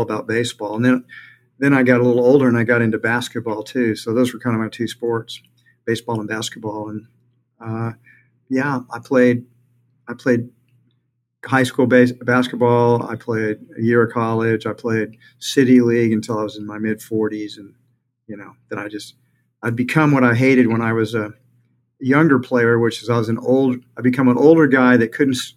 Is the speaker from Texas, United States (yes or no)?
yes; Houston, Texas, United States; I grew up in Houston